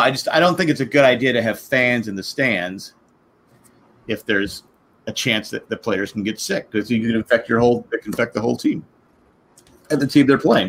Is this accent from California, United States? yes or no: yes; California, United States; moved away; I was from California